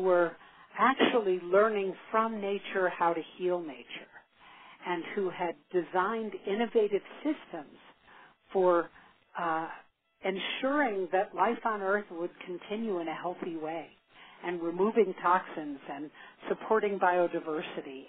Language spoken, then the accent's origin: English; New York City, New York, United States; I grew up in New York City, uh, the daughter of two artists